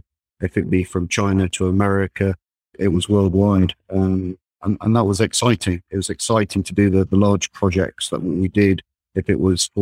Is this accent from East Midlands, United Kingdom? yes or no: yes; Derbyshire, East Midlands, United Kingdom; also born or lived in Warminster, Wiltshire; I grew up in Derbyshire, and I did some studying down in Warminster in Wiltshire, and then moved back up to Derbyshire